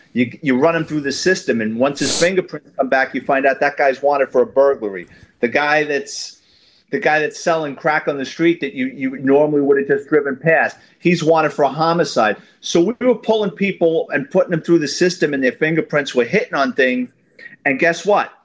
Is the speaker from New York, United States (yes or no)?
yes; New York City, New York, United States; born and raised in New York City in the Bronx.